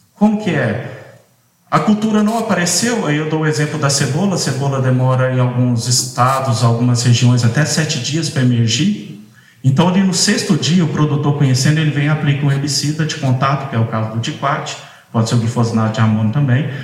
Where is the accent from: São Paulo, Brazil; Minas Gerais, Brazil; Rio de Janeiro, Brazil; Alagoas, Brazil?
Minas Gerais, Brazil; moved away as an adult; now in Mossoró, Brazil; eu sou mineiro, me tenho uma formação toda na, no curso de agronomia e na pós-graduação em Minas Gerais, e fui parar lá nesse cantinho do Brasil